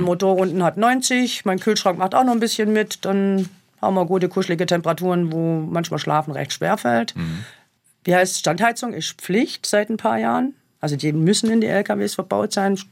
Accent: Germany; bei uns in Deutschland

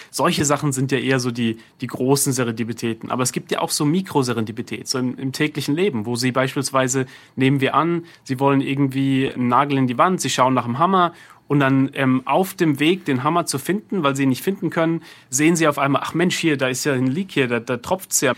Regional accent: Heidelberg, Baden-Württemberg, Germany; also born or lived in Bergstadtbach (birthplace, garbled); now in New York City, United States; ich bin in Heidelberg damals aufgewachsen, auch als SWR 3 Hörer damals, in Bergestadtbach vorher geboren und dann in Heidelberg aufgewachsen

